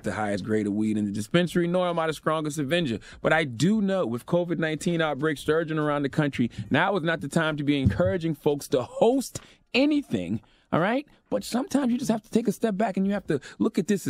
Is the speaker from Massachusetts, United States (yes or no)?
no; Moncks Corner, South Carolina, United States; moved away; I was raised in Monk's Corner, South Carolina